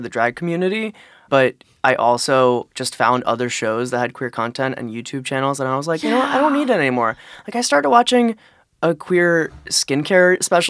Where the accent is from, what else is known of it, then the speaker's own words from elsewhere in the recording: East Coast, United States; I'm from the Torah Belt. That's like D.C., Philly, New York. And I grew up around Judaism